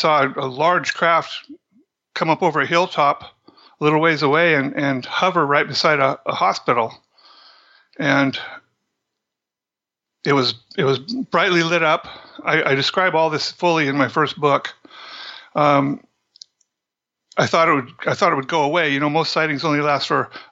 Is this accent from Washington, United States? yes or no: yes; Central Washington, United States; I grew up in Central Washington.